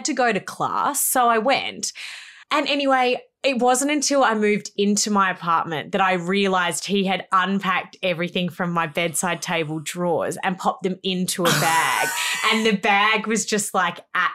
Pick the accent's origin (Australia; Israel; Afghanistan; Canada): Australia; Melbourne, Victoria; moved away as an adult; also born or lived in Gold Coast, Queensland; when I moved away from Melbourne to the Gold Coast to go to uni